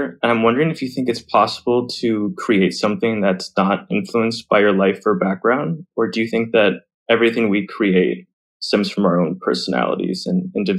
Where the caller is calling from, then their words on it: West Hollywood, California, United States; West Hollywood.